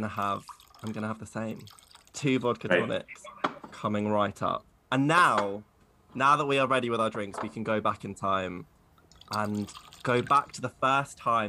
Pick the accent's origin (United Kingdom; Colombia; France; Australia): United Kingdom; Maidstone, South East England; moved away; I came from Maidstone in Kent, which is famously the least gay place in the universe.